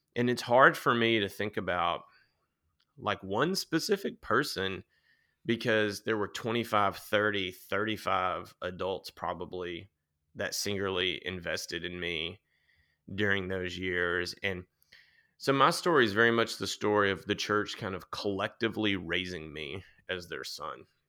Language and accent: English; Nashville, Tennessee, United States; I grew up outside of Nashville, um, kind of in the country back then